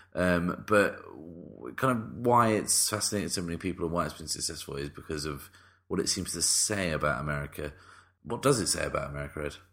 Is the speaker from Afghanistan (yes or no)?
no; United Kingdom; the British people get a pass because we really cause the most problems